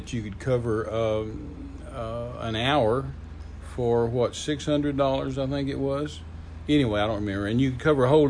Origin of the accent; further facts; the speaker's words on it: Midland, Texas, United States; I'm from West Texas. I'm from Midland, Texas, raised there.